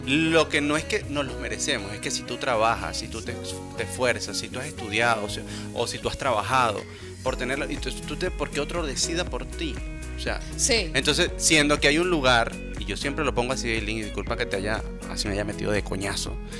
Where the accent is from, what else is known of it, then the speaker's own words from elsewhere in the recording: Puerto La Cruz, Anzoátegui, Venezuela; yo soy orgullosamente venezolano, he crecido, y nacido aquí